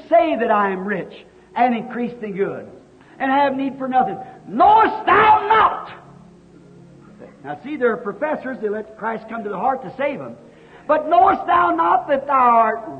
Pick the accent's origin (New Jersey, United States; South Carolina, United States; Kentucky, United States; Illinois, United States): Kentucky, United States; I was raised in Kentucky, and we lived in a little old log cabin.